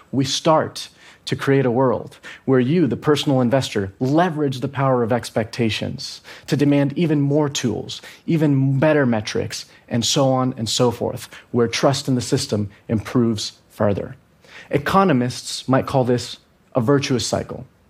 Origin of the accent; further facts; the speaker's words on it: Venezuela; I'm from Venezuela